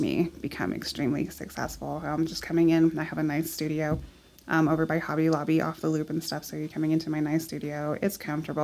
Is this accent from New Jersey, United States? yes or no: no; Midland, Texas, United States; I'm born and raised in Midland